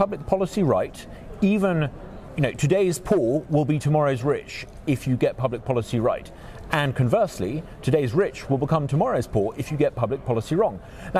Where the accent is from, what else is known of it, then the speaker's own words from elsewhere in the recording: United Kingdom; moved away as an adult; now in Mississippi, United States; probably tell from my strong southern accent that I haven't been in Mississippi all that long. In fact, I'm from the UK. I'm British.